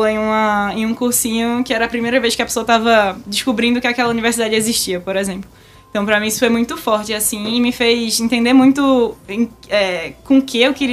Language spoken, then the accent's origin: Portuguese; Recife, Pernambuco, Brazil; also born or lived in São Paulo; já nasci em Recife.